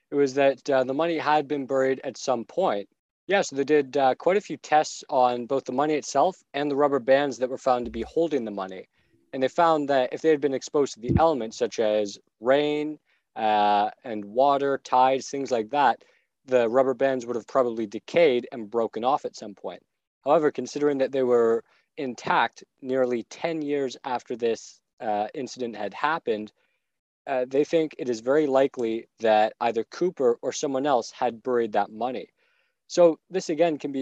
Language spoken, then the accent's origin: English; Barrie, Ontario, Canada; Barrie, which is where we're from.